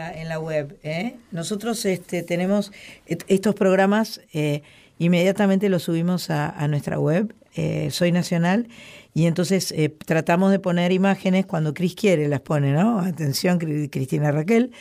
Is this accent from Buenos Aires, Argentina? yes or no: yes; Buenos Aires, Argentina; soy eh, argentina, soy porteña, amo el río de la Plata